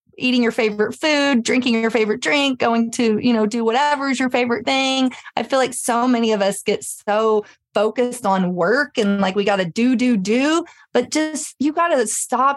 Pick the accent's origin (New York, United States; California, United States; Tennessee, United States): Tennessee, United States; Memphis; I grew up in Memphis